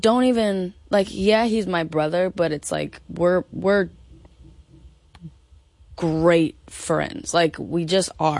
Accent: Los Angeles, California, United States; We grew up in L.A.

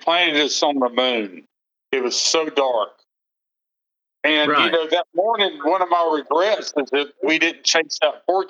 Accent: Santa Rosa County, Florida, United States; I grew up in Santa Rosa County, Florida, lifelong resident.

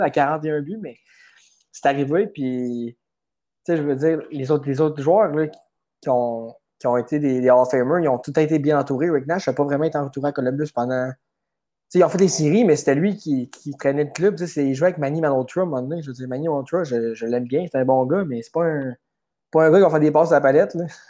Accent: Quebec, Canada; je suis, je suis Québécois pareil, puis ça, ça change rien que j'aime, j'aime habiter au Québec quand même

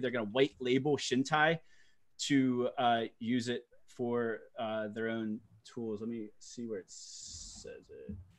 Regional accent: United States; I'm American

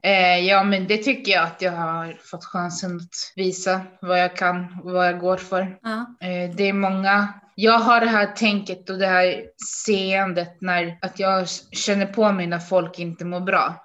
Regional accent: Uppsala, Uppsala County, Sweden; jag kommer ifrån Uppsala

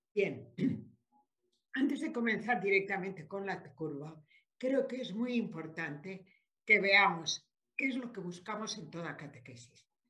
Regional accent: Spain; moved away; also born or lived in Mexico; por nacimiento soy española

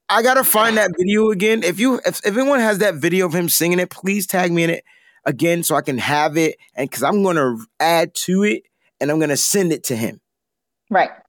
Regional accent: East Coast, United States; I'm from the East Coast, so growing up, whenever I would hear about San Francisco, it was rice roni

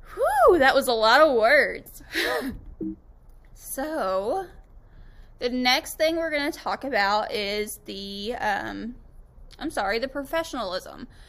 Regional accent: Tampa, Florida, United States; moved away as an adult; now in Western Kentucky, United States; I was actually born and raised in Tampa, Florida

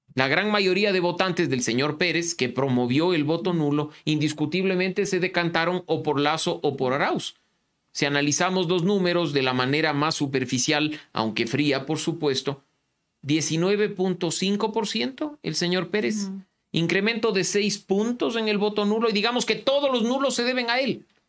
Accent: Ecuador; reconocernos como ecuatorianos

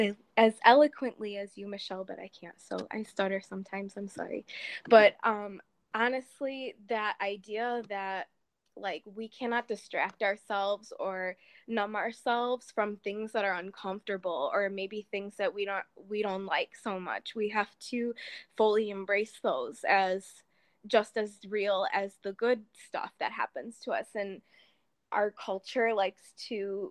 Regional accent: Chicago, Illinois, United States; I'm from Chicago, Illinois, USA

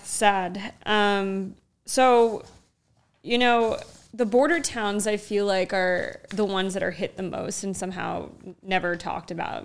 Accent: Arizona, United States; moved away; also born or lived in New Mexico; I grew up in Arizona in moved to New Mexico later on

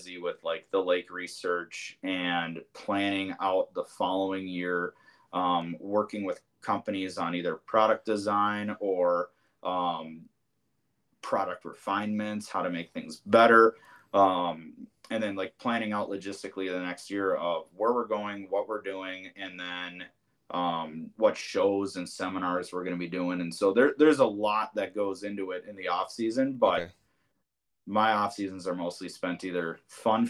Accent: Bloomington, Minnesota, United States; moved away as an adult; now in New Prague, United States; I'm from Bloomington is where I grew up

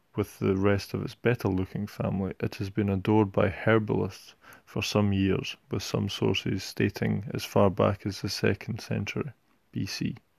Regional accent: Scotland, United Kingdom; my home country of Scotland

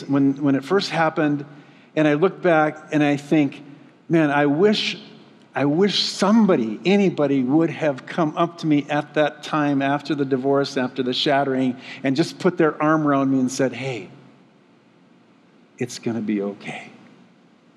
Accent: Moose Lake, Minnesota, United States; We had rose-colored glasses on as we were growing up in Moose Lake.

